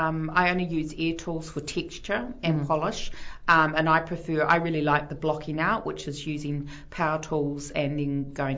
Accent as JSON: {"language": "English", "region": "Waikato", "country": "New Zealand", "moved": "yes", "said": "I'm from the Waikato."}